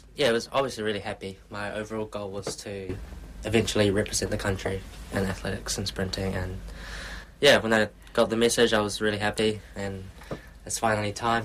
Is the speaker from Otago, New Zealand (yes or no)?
yes; Queenstown, Otago, New Zealand; moved away as an adult; also born or lived in Invercargill; now in Auckland, New Zealand; I grew up in Queenstown. I was born in Invercargill, down south. Went to primary school, high school, all in uh, Queenstown as well